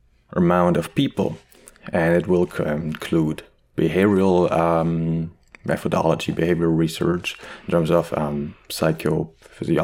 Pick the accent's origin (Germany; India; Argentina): Germany; English is a second language; moved away as an adult; also born or lived in Leipzig, Germany / Marburg, Germany; now in Montreal, Canada; I'm originally from Germany, as you might be able to hear very well. I try my best to not sound as harsh as I used to.